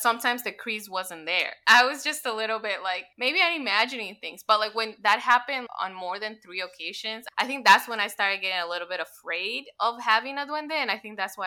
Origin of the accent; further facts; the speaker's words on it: Mexico; moved away; I remember growing up in Mexico